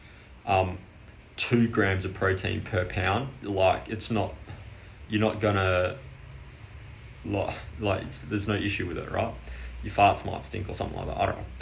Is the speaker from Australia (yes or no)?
yes; Australia; I'm Australian